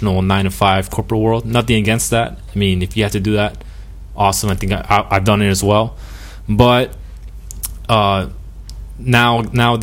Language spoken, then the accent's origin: English; North Miami, Florida, United States; also born or lived in Peru (family); now in Broward County, United States; I was born here in Miami, but my family's from Peru